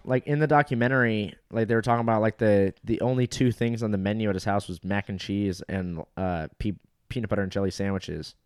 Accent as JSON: {"language": "English", "town": "Fountain Valley", "region": "California", "country": "United States", "tie": "born or raised there", "said": "Fountain Valley is, like, my hometown"}